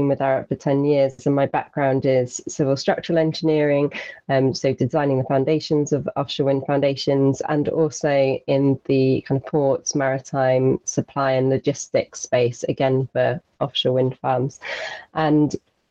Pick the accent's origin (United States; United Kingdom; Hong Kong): United Kingdom; Isles of Scilly, South West England; I grew up on the Isles of Scilly